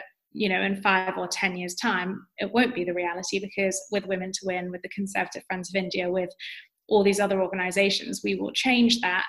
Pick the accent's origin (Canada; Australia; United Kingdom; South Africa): United Kingdom; London; accent: UK accent; I grew up in London. Of course, I'm going to sound like any other person who grew up in London.